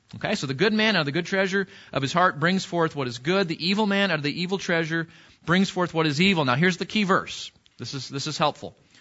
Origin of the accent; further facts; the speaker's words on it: California, United States; now in Texas, United States; I'm from California